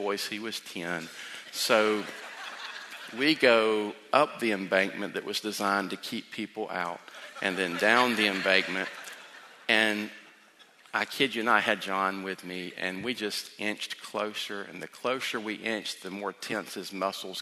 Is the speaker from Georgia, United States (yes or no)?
yes; South Georgia, United States; moved away; I grew up in South Georgia, and we have a different dialect than here